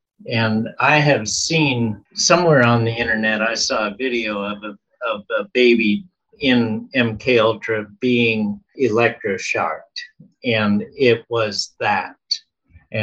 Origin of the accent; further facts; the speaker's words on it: Pennsylvania, United States; born there; the hospital that I was born at in Pennsylvania, the Project Bluebird, was there in 1950 or 51. And I was born there in 53.